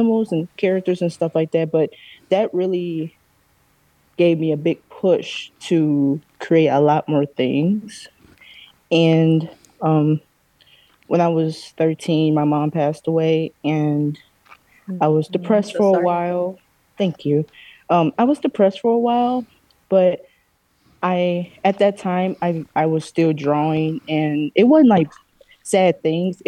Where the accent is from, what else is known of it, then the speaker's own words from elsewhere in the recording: Gary, Indiana, United States; I was born and raised in Gary, Indiana